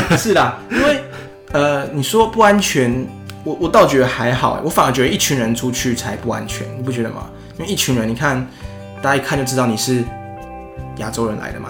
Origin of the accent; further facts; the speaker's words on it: Taiwan; 我们台湾人的 口味